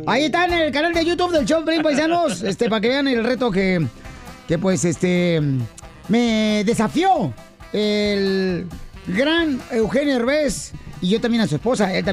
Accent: Jalisco, Mexico; moved away; Así soy yo los de Jalisco.

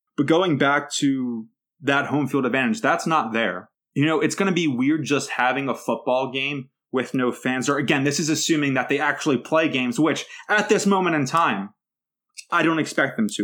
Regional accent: Philadelphia, Pennsylvania, United States; I'm a guy from South Philadelphia

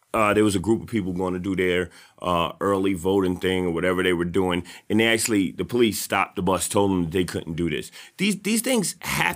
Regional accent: New York City, New York, United States; also born or lived in Harlem; I'm from the South Bronx

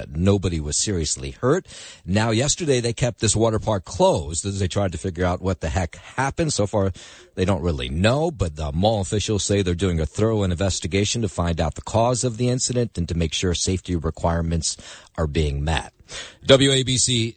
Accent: Trenton, New Jersey, United States; I grew up in Trenton, which would be right where Central New Jersey is.

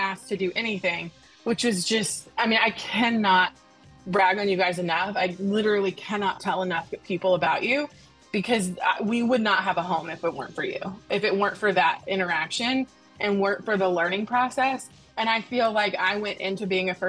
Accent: Nashville, Tennessee, United States; I'm from Nashville, Tennessee

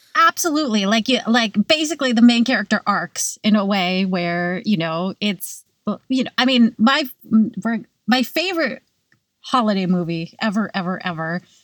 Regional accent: California, United States; now in New York, United States; I grew up in California

